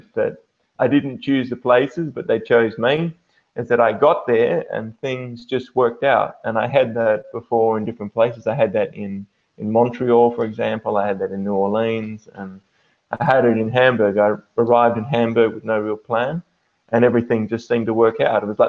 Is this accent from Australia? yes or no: yes; Perth, Western Australia, Australia; now in Germany; I'm from Australia